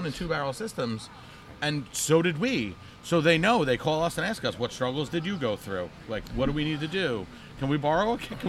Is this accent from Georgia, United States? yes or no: no; New Jersey, United States; We're all three of us are all Jersey born and bred.